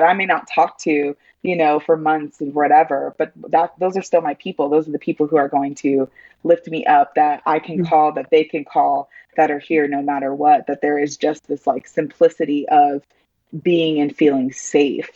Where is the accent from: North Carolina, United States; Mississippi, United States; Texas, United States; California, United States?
California, United States; also born or lived in Denver, Colorado; now in Charlotte, United States; I grew up in California